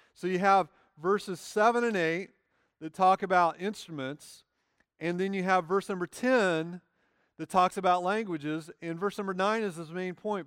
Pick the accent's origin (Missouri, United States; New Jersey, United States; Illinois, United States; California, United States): Illinois, United States; moved away; I grew up in Illinois